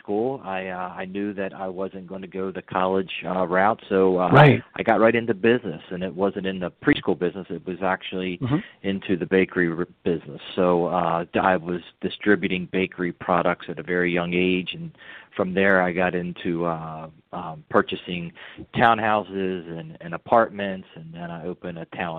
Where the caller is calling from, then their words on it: Baltimore, Maryland, United States; I'm calling from Baltimore, Maryland.